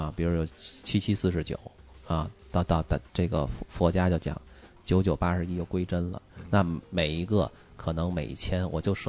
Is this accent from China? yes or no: yes; China; 就跟我们中国人的抽签儿似的